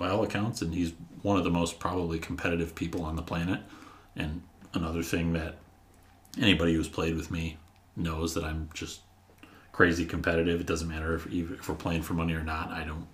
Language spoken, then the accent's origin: English; Southeast Michigan, United States; growing up in Southeast Michigan